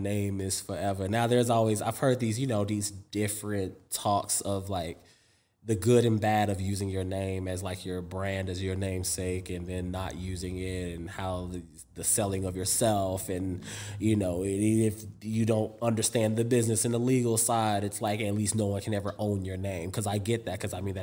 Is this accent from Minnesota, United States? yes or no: no; New York City, New York, United States; also born or lived in Europe; I'm from Harlem. So it's like I have both like this European upbringing and I have this hood upbringing